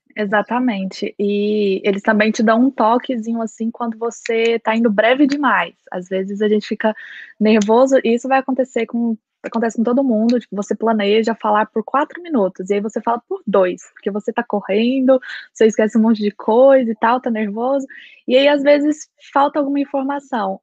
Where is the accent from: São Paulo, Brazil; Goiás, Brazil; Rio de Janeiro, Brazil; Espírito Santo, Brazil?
Goiás, Brazil; Goiânia; moved away as an adult; now in Belfast, United Kingdom; eu sou de Goiás, Goiânia e Goiás